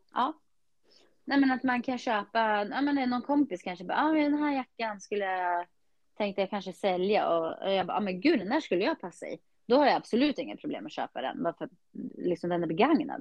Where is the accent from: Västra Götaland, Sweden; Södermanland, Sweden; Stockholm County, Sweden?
Södermanland, Sweden; Eskilstuna; när jag var yngre och bodde i Skiftinge